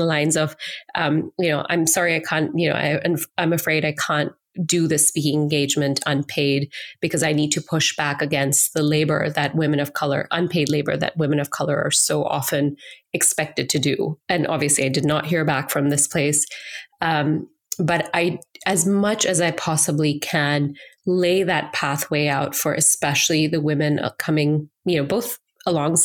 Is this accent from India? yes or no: yes; India; moved away; as an Indian woman, as an Asian immigrant to this country, who was able to enter this country with socioeconomic privilege, with education privilege